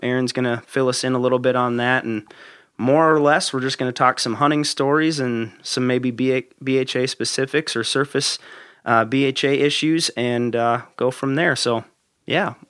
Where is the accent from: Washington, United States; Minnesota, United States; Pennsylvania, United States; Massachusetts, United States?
Minnesota, United States; growing up in Minnesota